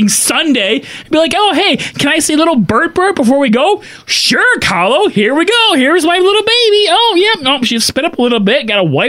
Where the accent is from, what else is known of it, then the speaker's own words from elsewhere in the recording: Michigan, United States; we're from Michigan